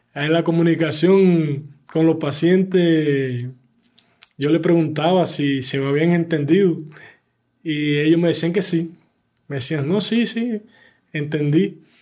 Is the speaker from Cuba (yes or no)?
yes; Cuba; moved away as an adult; also born or lived in Goiás, Brazil; now in Brazil; mi tierra, amigos y familia